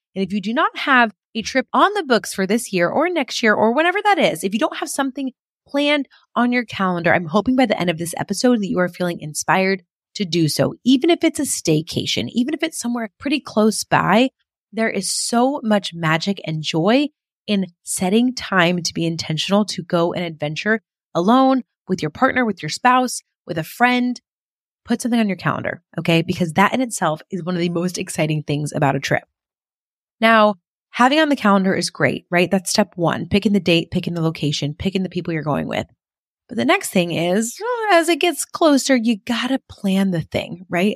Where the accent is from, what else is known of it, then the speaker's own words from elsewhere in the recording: California, United States; first language English; my hometown in California